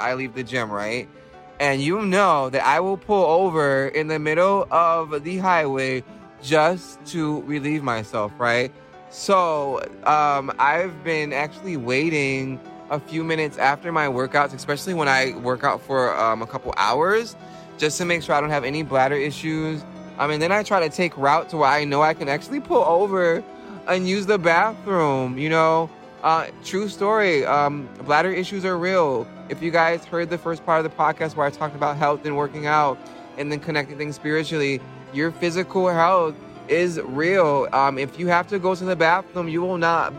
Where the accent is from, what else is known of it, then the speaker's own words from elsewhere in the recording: New York, United States; visiting my hometown